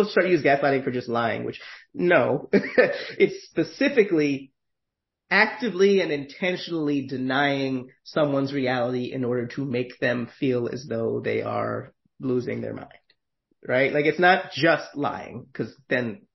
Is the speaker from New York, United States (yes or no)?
yes; New York, United States; as a New Yorker